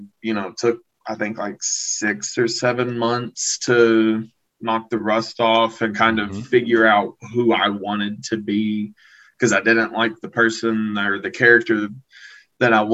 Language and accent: English; Southeastern Kentucky, United States; Southeastern Kentucky